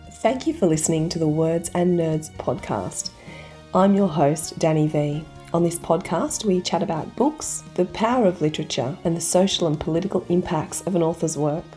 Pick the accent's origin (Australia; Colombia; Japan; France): Australia; I was born in Australia, so my mum's Australian